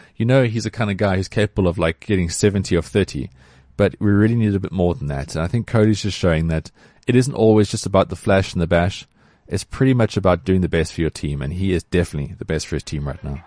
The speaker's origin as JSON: {"language": "English", "country": "South Africa", "said": "I support the Proteas, I'm a South African"}